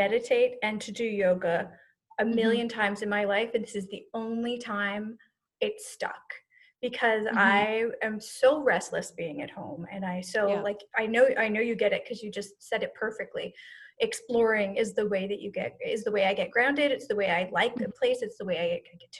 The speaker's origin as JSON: {"language": "English", "country": "United States", "tie": "born or raised there", "said": "they raised us to be as American as possible"}